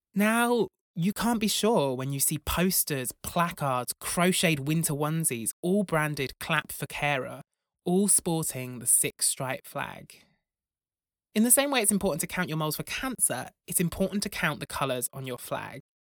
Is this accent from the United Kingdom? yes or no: yes; Broughton, England, United Kingdom; When I was a boy growing up in Broughton, the largest village in England